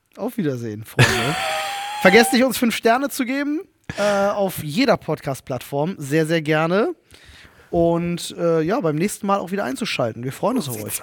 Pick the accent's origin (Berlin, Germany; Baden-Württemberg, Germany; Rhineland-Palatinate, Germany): Berlin, Germany; accent: Berlinerisch; in Kontakt mit bestimmten Menschen fange ich an zu Berlinern